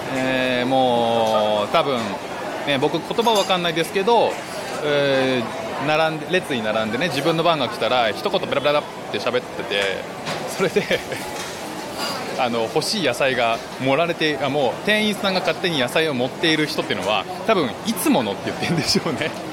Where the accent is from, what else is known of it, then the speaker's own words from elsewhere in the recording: Japan; moved away as an adult; now in Singapore; 僕は12月まではずっと日本にで生きてきたんで